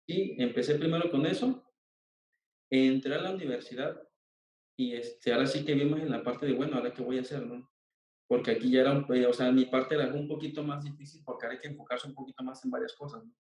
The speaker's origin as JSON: {"language": "Spanish", "town": "Coatzacoalcos", "region": "Veracruz", "country": "Mexico", "said": "soy de Coatzacoalcos, Veracruz"}